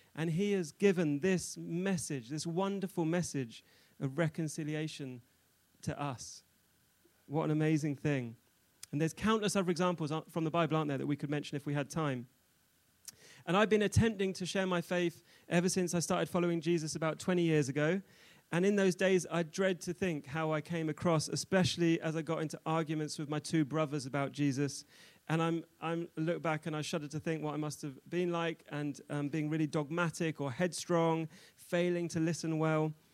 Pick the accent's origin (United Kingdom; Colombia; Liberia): United Kingdom; London; moved away as an adult; also born or lived in Newcastle / Israel; now in Nottingham, United Kingdom; I'm originally from London